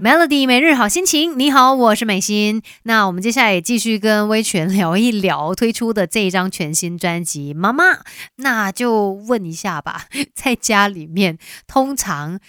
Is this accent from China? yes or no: no; Malaysia; 我们马来西亚人